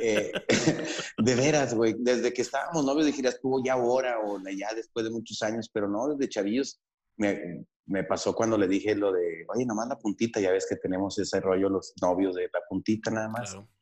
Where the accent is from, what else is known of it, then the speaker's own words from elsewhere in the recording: northern Mexico, Mexico; para nosotros los, norteños